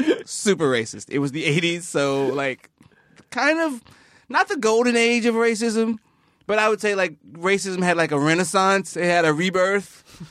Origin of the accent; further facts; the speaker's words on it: the South, United States; I grew up in the South